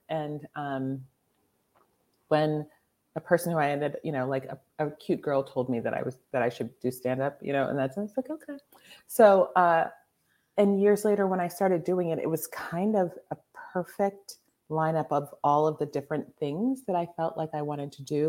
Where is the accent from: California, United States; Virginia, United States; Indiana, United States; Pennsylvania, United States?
Pennsylvania, United States; Mount Lebanon; moved away; Mount Lebanon.